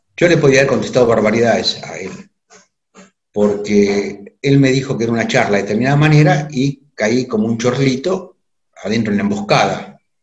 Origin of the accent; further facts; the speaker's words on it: Argentina; nosotros como argentinos